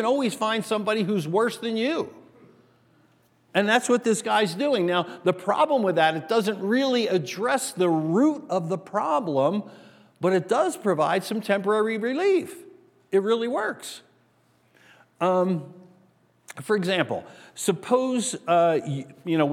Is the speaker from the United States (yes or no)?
yes; New Jersey, United States; moved away; also born or lived in Asbury Park; If you grew up where I grew up, back on the East Coast in New Jersey